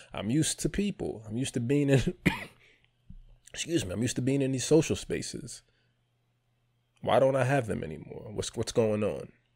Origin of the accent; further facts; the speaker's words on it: New York City, New York, United States; moved away as an adult; also born or lived in Palm Bay, Florida; I grew up in New York City.